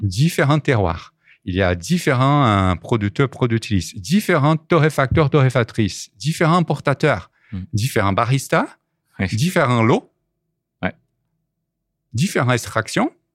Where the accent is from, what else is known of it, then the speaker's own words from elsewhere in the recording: Belo Horizonte, Minas Gerais, Brazil; French is a second language; moved away as an adult; also born or lived in Sete Lagoas, Brazil; now in France; J'ai grandi à Minas Gerais, dans la capitale qui s'appelle Belo Horizonte.